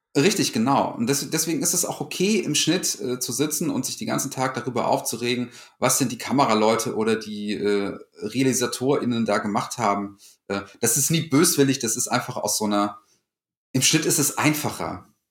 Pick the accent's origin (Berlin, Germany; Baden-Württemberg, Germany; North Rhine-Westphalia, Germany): North Rhine-Westphalia, Germany; moved away as an adult; now in Cologne, Germany; ursprünglich komme ich eigentlich vom Niederrhein, kleines Dorf